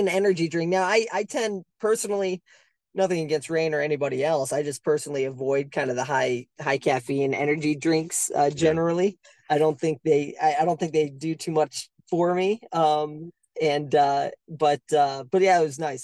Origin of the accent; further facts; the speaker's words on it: Cleveland, Ohio, United States; Being a Midwesterner, right, being from Cleveland